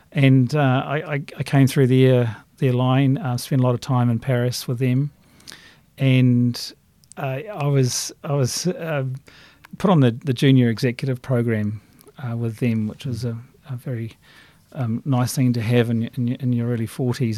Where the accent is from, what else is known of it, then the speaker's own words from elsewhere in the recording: Christchurch, Canterbury, New Zealand; moved away as an adult; as a kid growing up in Christchurch